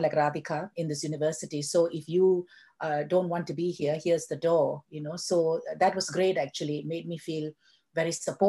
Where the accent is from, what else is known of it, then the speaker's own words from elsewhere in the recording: Malaysia; moved away as an adult; also born or lived in United Kingdom / Dubai; now in Ireland; I'm originally from Malaysia. So, and then I returned to Malaysia and I worked in a secondary school for 10 years. And then I moved to Dubai.